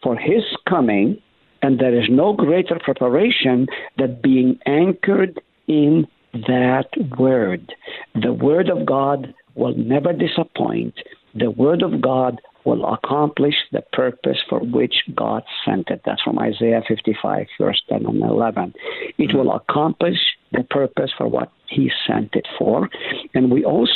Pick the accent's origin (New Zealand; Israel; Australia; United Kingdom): Israel; moved away; When I was growing up in Israel, I was a rascal